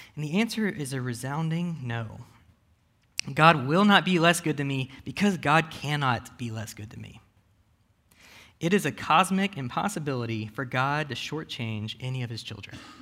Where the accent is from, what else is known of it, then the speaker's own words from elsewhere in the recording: United States; I am an American millennial